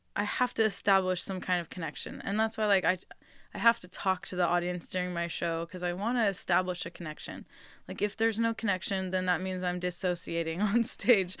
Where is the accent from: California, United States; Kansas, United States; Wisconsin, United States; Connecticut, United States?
California, United States; Bay Area; moved away as an adult; now in Enterprise, United States; I grew up in the Bay Area